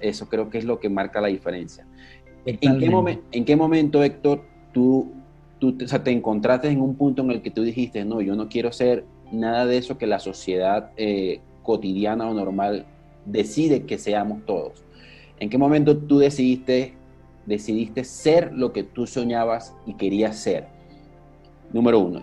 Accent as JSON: {"language": "Spanish", "town": "Maracaibo", "region": "Zulia", "country": "Venezuela", "said": "yo también soy maracucho"}